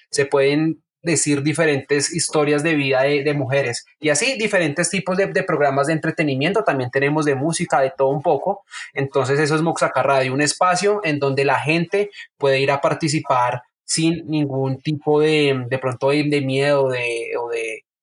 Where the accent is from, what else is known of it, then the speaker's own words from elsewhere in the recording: Oaxaca, Mexico; un público totalmente oaxaquense y pues yo también eh, soy, de Oaxaca.